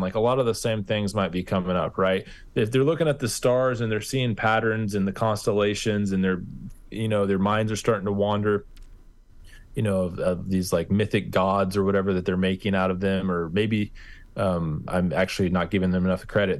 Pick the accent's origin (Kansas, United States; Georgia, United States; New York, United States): Kansas, United States; I'm from Kansas, and we're pretty literal with our pronunciation